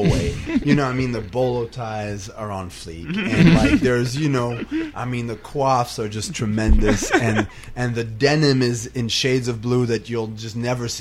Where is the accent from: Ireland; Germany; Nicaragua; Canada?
Canada; Montreal, Quebec; moved away as an adult; also born or lived in New York; I came from Montreal